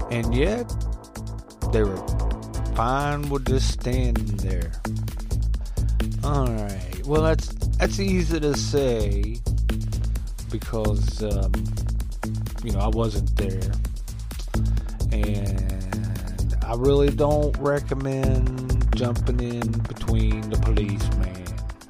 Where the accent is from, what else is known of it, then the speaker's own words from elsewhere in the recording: United States; I'm American